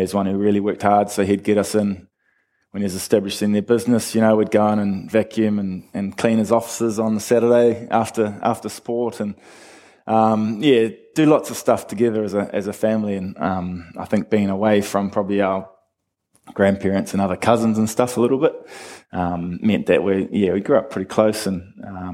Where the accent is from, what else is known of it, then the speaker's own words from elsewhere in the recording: Papakura, Auckland, New Zealand; now in Christchurch, New Zealand; I grew up in Papakura, so in South Auckland.